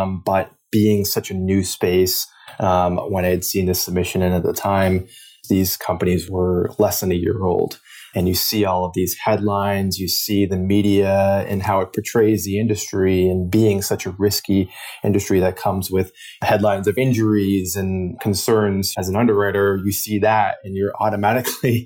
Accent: Boston, Massachusetts, United States; I grew up in the Boston area in the Northeast

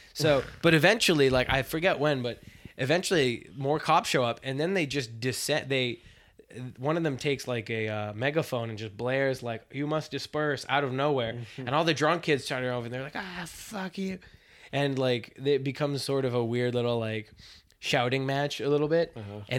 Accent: Boston, Massachusetts, United States; Like I came from Boston, and going out in Boston is good, but it's like it's a little bit more casual.

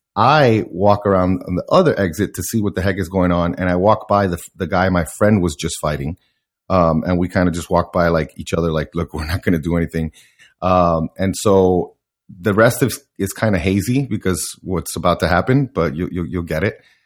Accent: Miami, Florida, United States; I, I grew up in Miami

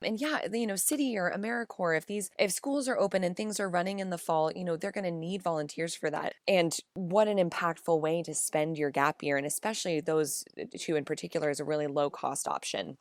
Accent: Kansas, United States; moved away as an adult; growing up in Kansas

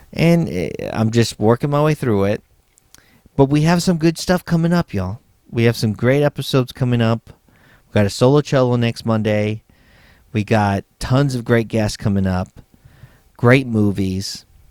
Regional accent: San Antonio, Texas, United States; moved away as an adult; also born or lived in Los Angeles; my hometown of San Antonio, Texas

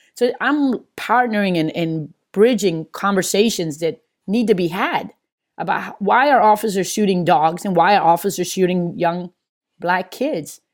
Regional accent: Maryland, United States; also born or lived in Hartford / New Jersey / California / Las Vegas; now in Atlanta, United States; I'm from Maryland

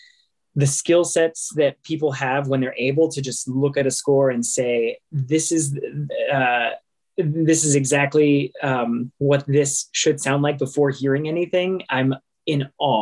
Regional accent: San Antonio, Texas, United States; I grew up in the First Baptist Church of San Antonio

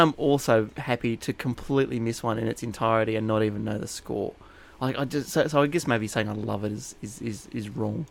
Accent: New England, New South Wales, Australia; I grew up in New England, New South Wales

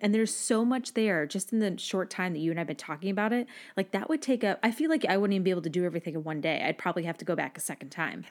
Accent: Massachusetts, United States; moved away; growing up in Massachusetts, when I was in high school, our class trip every year was to Six Flags

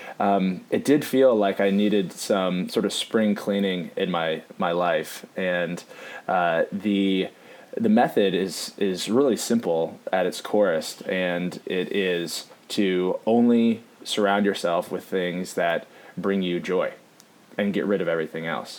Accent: Seattle, Washington, United States; moved away; I'm from Seattle originally

